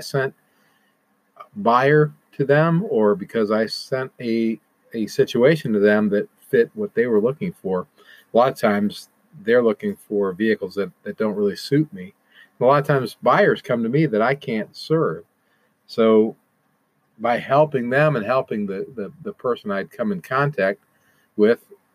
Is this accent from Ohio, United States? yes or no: yes; Toledo, Ohio, United States; moved away; my hometown of Toledo, Ohio